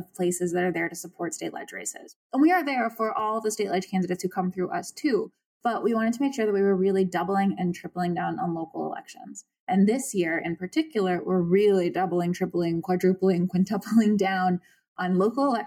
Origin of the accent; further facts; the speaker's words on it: Virginia, United States; I was born and raised in Virginia